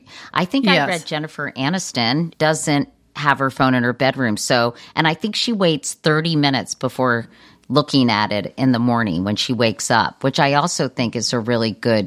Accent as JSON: {"language": "English", "region": "Virginia", "country": "United States", "tie": "born or raised there", "said": "We did on our kitchen table growing up in Virginia."}